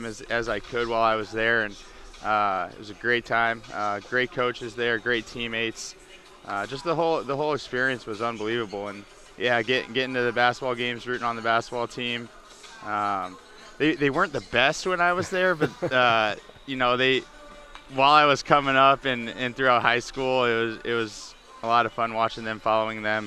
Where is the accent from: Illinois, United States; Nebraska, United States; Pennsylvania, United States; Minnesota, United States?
Nebraska, United States; Omaha; also born or lived in Philadelphia; I'm from Omaha, Nebraska, so we didn't have a professional team in Omaha, or the closest one was Kansas City. So, but St. Louis being close to where I grew up